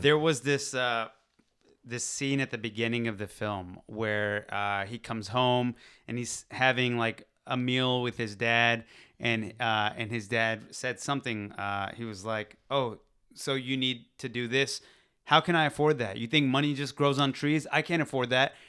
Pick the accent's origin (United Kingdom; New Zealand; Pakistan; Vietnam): Pakistan; moved away; I'm from Pakistan.